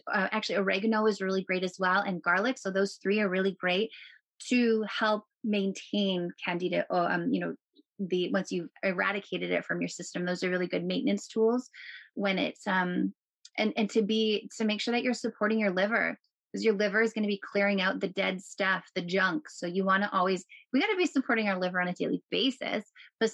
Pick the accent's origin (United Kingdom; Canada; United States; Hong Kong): Canada; I'm a Canadian